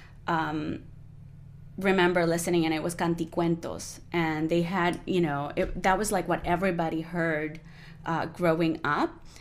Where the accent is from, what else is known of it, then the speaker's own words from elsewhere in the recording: Barranquilla, Atlántico, Colombia; English is a second language; moved away as an adult; also born or lived in Boston, United States; now in United States; I grew up in Colombia, and Barranquilla is a party town.